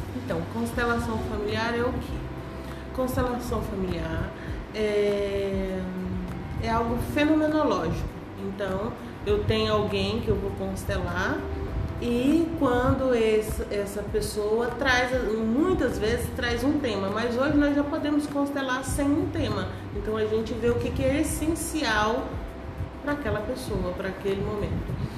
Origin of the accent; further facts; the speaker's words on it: Brasília, Federal District, Brazil; moved away as an adult; also born or lived in Goiás / Finland; sou goiana, nasci no Goiás, morei minha vida toda em Brasília